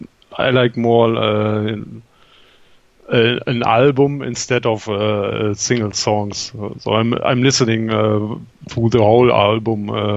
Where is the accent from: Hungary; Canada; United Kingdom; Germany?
Germany; western Germany; accent: German; English is a second language; moved away as an adult; now in Berlin, Germany; I'm from Western Germany and now living in Berlin since a few years.